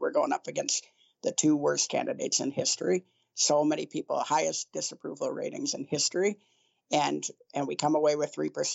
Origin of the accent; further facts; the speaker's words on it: Ann Arbor, Michigan, United States; moved away; also born or lived in Tulsa, Oklahoma; I grew up in Ann Arbor, Michigan, very, very liberal town